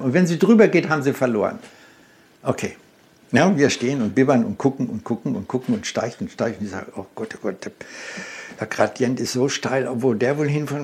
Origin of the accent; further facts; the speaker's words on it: Germany; bei uns in Deutschland